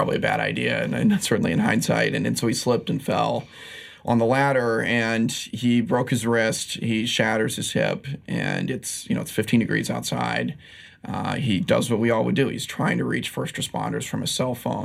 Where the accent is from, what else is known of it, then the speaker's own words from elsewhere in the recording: Midwest, United States; moved away as an adult; now in New York, United States; I grew up in the Midwest, as I mentioned. And so after college, I moved out to New York